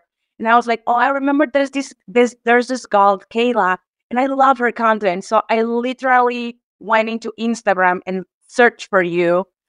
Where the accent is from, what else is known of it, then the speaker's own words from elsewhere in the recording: Mexico; I am from Mexico. I am a 41-year-old woman, single mom